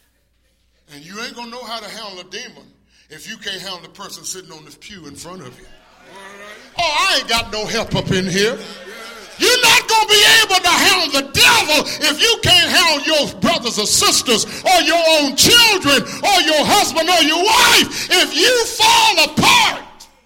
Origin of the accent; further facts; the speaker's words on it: Tuscaloosa, Alabama, United States; I'm from Tuscaloosa, you know. I grew up there as a young boy